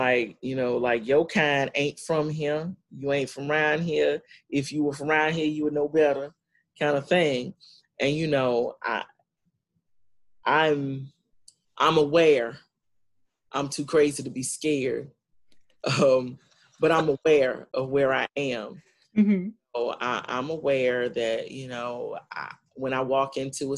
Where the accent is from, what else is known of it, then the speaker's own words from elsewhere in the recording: North Carolina, United States; I grew up in North Carolina, and North Carolina is this weird mix of stuff because it's North, but it's South.